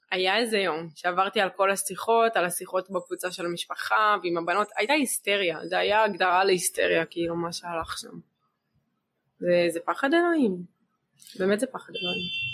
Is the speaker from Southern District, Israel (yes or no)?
yes; Be'eri, Southern District, Israel; also born or lived in Dead Sea; אחת שנולדה בבארי, אני כל החיים שלי גדלתי בבארי, אני לא מכירה שום מקום אחר